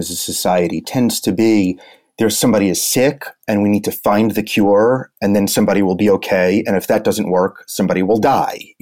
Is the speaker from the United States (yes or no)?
yes; New York City, New York, United States; also born or lived in Brooklyn; I was born in Manhattan, went to school, high school, college, and now I ended up as far away as Brooklyn, but New York is my town